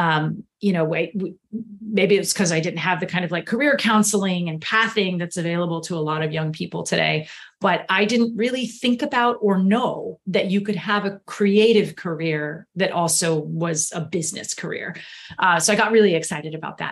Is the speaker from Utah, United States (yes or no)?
no; Houston, Texas, United States; I grew up in Houston, Texas. That's where I was born and raised